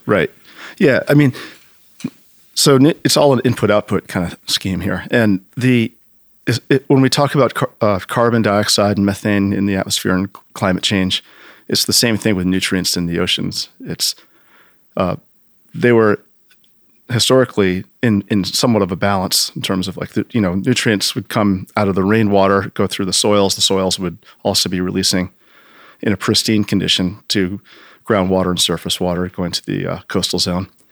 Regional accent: United States; growing up in Long Island Sound

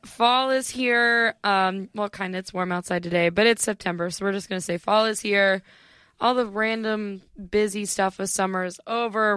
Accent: an hour south of Cleveland, Northeastern Ohio, United States; I am from Ohio

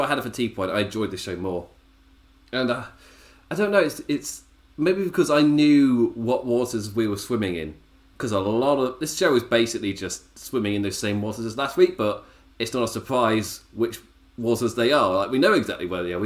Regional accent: England, United Kingdom; as an Englishman

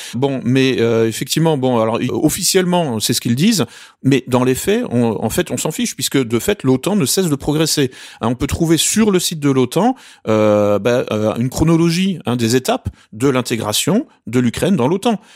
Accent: France; je suis français

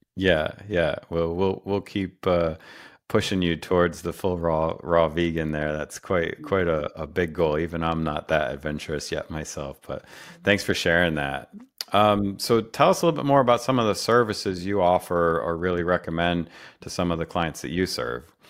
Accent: Rochester, New York, United States; I grew up in Rochester

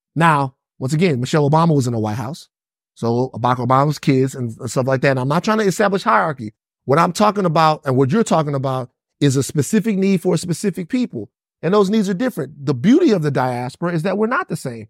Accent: Baton Rouge, Louisiana, United States; I'm from Baton Rouge, but we all listen to bounce music in South Louisiana

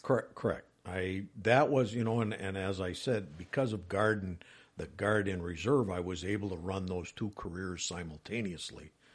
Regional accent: Wisconsin Rapids, Wisconsin, United States; born and raised in Wisconsin Rapids area

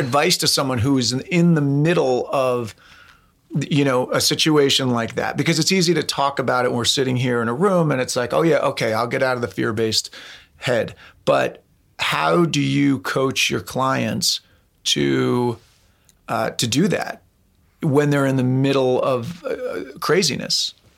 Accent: East Coast, United States; moved away; I'm from the East Coast

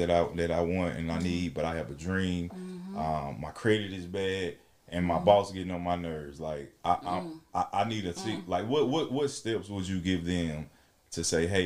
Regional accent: Alabama, United States; now in Dallas, United States; I'm from Alabama, a little small town, probably like Jackson, right

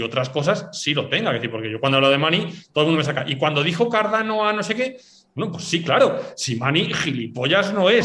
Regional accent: Basque Country, Spain; yo soy vasco

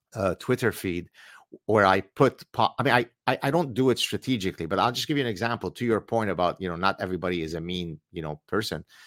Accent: Lebanon; now in Montreal, Canada; I come from the Middle East. We escaped Lebanon as Lebanese Jews.

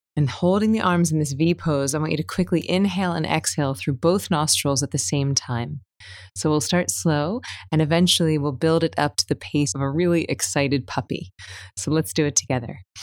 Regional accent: United States; moved away; Hurricane Michael, it wiped out, like, my hometown and my family's hometown

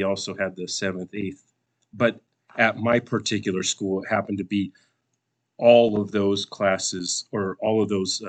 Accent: Los Angeles area, Southern California, United States; moved away as an adult; I grew up in Southern California, and my formative years predominantly were in the 90s.

